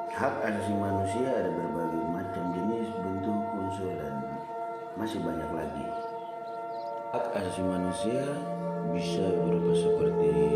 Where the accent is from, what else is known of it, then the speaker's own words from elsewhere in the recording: Papua, Indonesia; saya orang Papua